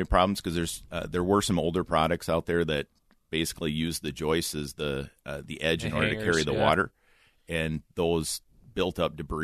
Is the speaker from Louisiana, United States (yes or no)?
no; Iowa, United States; I am from Iowa